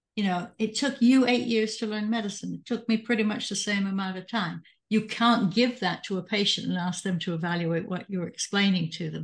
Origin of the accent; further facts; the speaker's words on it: England, United Kingdom; also born or lived in Catasauqua, Pennsylvania; now in United States; in the fifty years I've lived in the United States, I'm originally from England